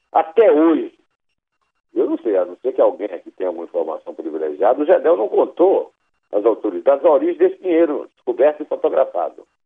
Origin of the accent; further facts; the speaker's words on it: Iraúna, Brazil; born there; Eu nasci em Iraúna, cujo primeiro nome era Belém do Arrojado, mas é bem longe de lá.